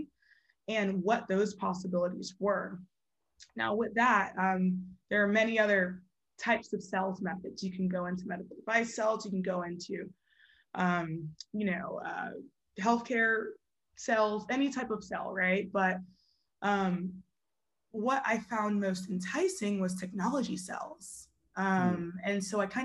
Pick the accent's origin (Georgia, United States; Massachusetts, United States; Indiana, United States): Georgia, United States; Atlanta; also born or lived in New Jersey; grew up in Atlanta most of my life.